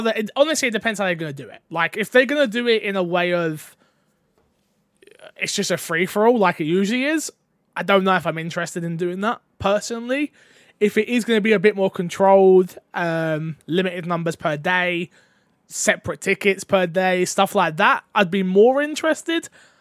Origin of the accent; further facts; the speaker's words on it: London, United Kingdom; But I'm from London, so a lot.